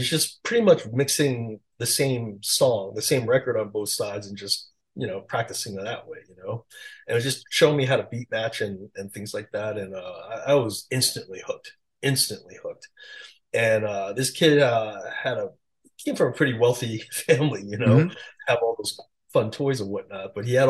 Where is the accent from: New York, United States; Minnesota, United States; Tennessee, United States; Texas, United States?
New York, United States; Queens; I just met a bunch of young DJs at the time growing up in Queens.